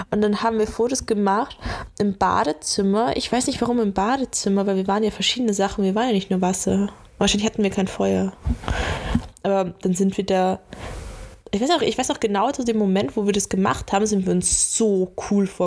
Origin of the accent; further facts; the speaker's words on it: Laufen, Bavaria, Germany; also wo wir aufgewachsen sind in Bayern, das ist ja Laufen, das ist an der Grenze da bei Salzburg, halt voll Land, keine Ahnung, 6000 Einwohner.